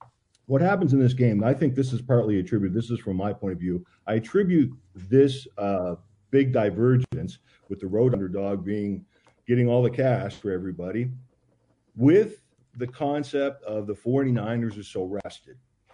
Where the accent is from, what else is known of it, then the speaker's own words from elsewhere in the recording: Canada; I'm Canadian. I'm Canadian.